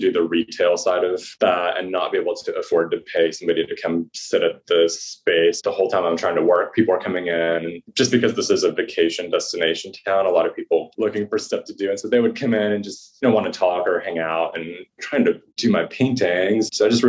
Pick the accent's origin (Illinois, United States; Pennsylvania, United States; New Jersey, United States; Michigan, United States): Michigan, United States; Saginaw; born there; I was born in Saginaw, Michigan.